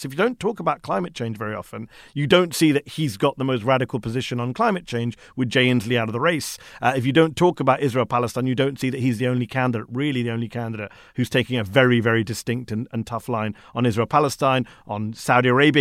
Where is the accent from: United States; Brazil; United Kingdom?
United Kingdom; as a Brit